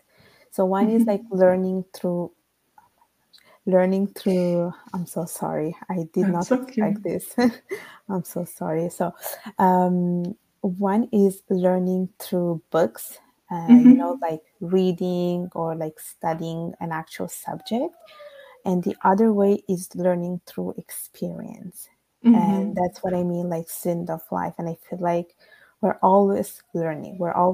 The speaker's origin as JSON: {"language": "English", "country": "Italy", "tie": "born or raised there", "accent": "Italian", "second_language": "English", "moved": "yes", "lives_now": "Canada", "said": "I'm Italian by birth and Bengali by blood."}